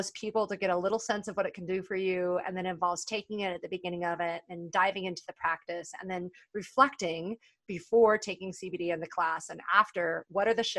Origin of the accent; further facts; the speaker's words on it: California, United States; Oakland, which is just about 30 minutes from where I grew up in California